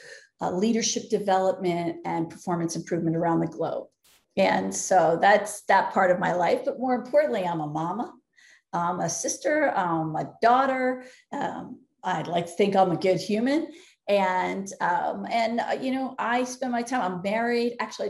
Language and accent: English; Philadelphia, Pennsylvania, United States; now in Phoenix, United States; Oh, Philly, what a good town. Philly's got soul. I live in Phoenix now, no disrespect to the Phoenicians here